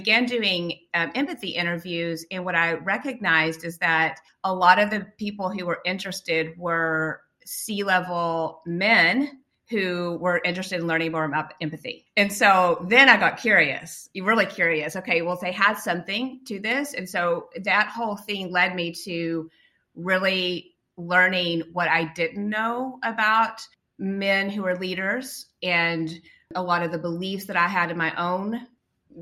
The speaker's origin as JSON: {"language": "English", "region": "West Texas", "country": "United States", "tie": "born or raised there", "said": "I grew up in West Texas where there is no water at all"}